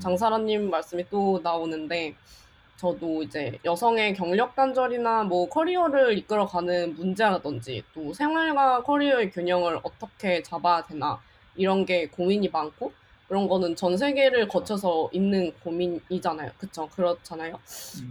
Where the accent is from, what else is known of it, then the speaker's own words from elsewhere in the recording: South Jeolla, South Korea; 그냥 한국 전라남도에서 태어났어요.